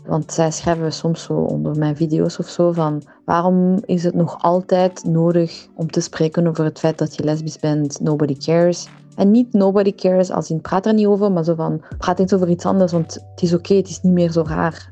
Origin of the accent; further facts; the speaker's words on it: Iran; now in Belgium; ik ben een Iraanse vrouw